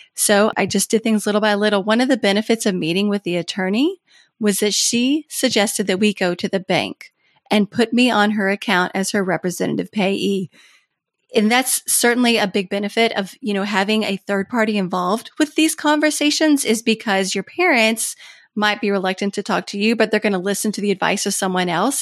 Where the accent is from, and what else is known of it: Kentucky, United States; born or raised there; moved away as an adult; also born or lived in Washington, D.C.